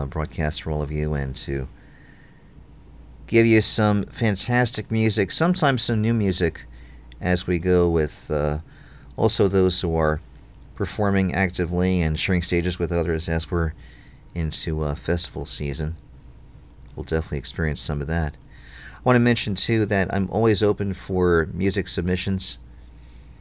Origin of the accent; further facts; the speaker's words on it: New York City, New York, United States; moved away; also born or lived in Philadelphia; I grew up in New York, in Brooklyn